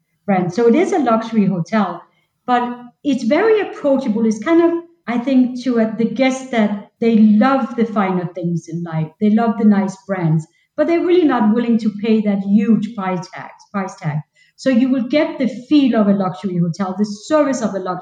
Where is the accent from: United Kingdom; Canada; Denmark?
Denmark; now in Orlando, United States; I'm not originally from this country. I'm from Denmark.